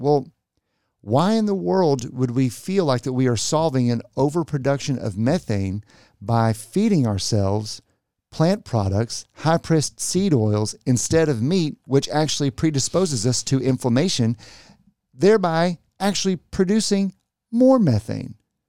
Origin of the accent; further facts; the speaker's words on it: Texas, United States; I'm from Texas.